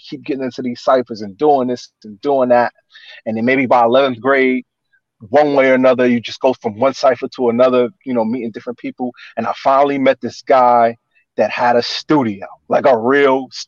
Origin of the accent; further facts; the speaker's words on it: New Brunswick, New Jersey, United States; also born or lived in Newark, New Jersey; I grew up in New Brunswick, which is Central Jersey, like Rutgers University